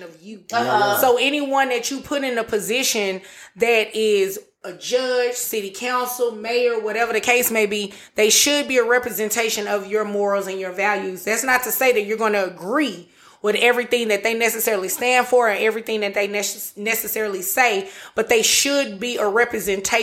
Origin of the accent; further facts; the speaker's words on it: Dallas, Texas, United States; I'm from Oak Cliff, born and raised